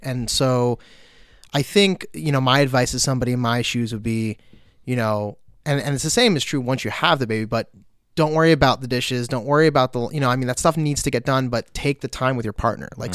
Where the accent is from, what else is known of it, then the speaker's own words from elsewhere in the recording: Long Beach, New York, United States; moved away as an adult; also born or lived in Newport, Vermont; now in Vermont, United States; I grew up in Long Beach, which is a small city uh, about 50 minutes outside of New York City.